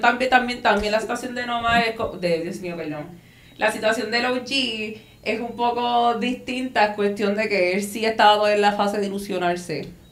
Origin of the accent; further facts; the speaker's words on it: Puerto Rico; somos de Puerto Rico